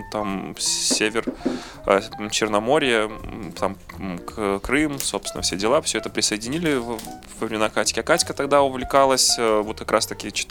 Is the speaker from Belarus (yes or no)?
yes; Belarus; а порт там заложили наши ну, я же белорус, я не мог этого не сказать.